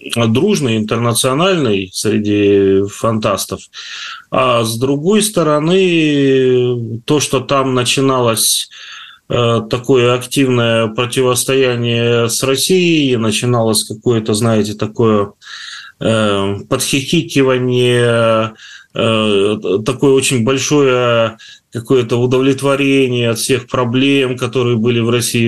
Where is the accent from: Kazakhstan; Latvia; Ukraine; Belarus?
Kazakhstan; Taraz, Jambyl Region; moved away; also born or lived in Karatau, Kazakhstan; Каратау, и Джамбул, где я жил больше, скажем так, э, в детстве